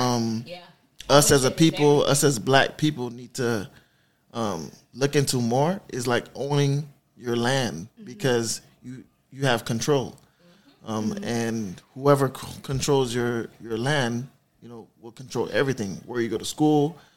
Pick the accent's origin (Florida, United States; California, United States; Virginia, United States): Florida, United States; Miami; I'm from the city, born and raised in Miami